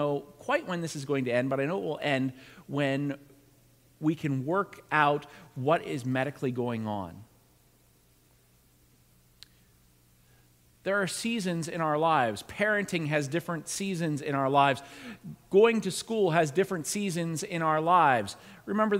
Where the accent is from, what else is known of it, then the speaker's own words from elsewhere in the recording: Pittsburgh, Pennsylvania, United States; moved away; also born or lived in New England; I was born in the Pittsburgh area, but I spent a good majority of time in New England